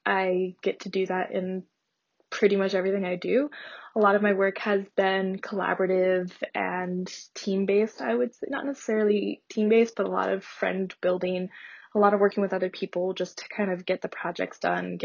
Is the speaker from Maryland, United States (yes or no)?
no; Northeast Pennsylvania, United States; I'm also from Northeast Pennsylvania